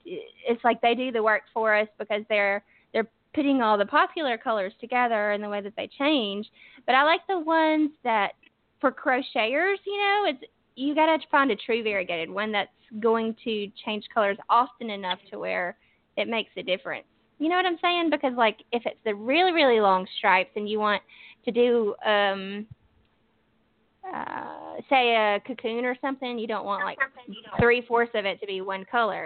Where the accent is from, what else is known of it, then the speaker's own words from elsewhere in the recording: northern Alabama, United States; accent: southern; I am from Alabama. I'm from the northern part of Alabama